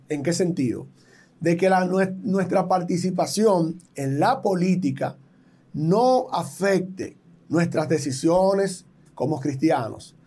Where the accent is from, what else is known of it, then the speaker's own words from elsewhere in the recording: Dominican Republic; en mi país, República Dominicana